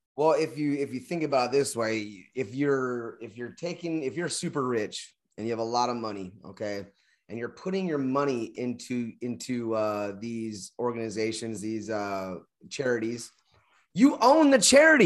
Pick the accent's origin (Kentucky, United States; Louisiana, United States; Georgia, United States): Kentucky, United States; I'm from Kentucky